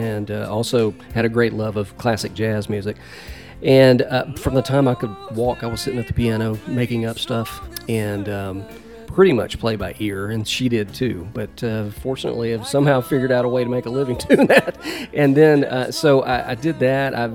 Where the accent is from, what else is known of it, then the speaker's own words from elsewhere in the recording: Memphis, Tennessee, United States; now in Nashville, United States; I was born and raised in Memphis before I moved to Music Row.